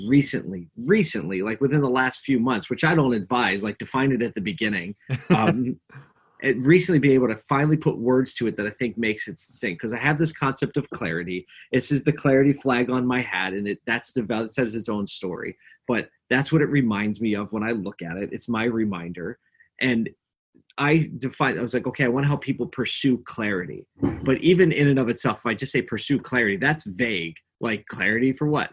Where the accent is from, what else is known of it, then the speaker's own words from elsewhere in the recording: Philadelphia, Pennsylvania, United States; moved away as an adult; also born or lived in upstate New York; I grew up in Philly, uh, Philadelphia, Pennsylvania. Um, so I was a city kid growing up.